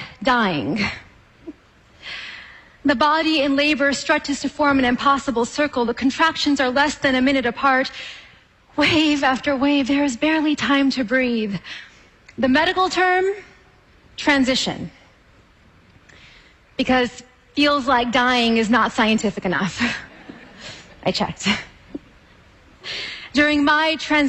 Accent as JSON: {"language": "English", "region": "California", "country": "United States", "tie": "born or raised there", "said": "I was a little girl growing up in California, where my family has lived and farmed for a century"}